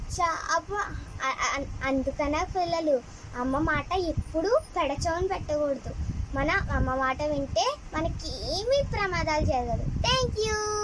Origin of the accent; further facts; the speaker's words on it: Ravulapalem, Andhra Pradesh, India; మా ఊరు రావులపాలెం